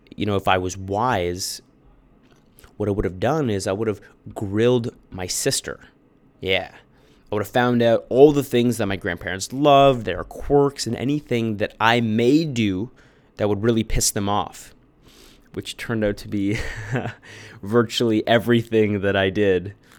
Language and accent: English; Bradford, Ontario, Canada; born or raised there; also born or lived in Toronto